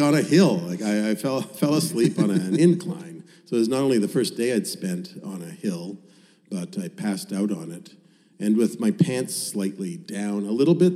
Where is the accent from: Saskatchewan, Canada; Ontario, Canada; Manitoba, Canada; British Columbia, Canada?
Manitoba, Canada; Winnipeg; moved away as an adult; Winnipeg, my hometown, where I'd spent the first 33 years of my life, is billiard table flat.